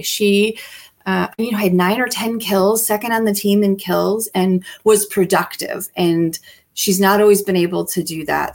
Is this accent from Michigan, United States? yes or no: yes; Kalamazoo, Michigan, United States; born or raised there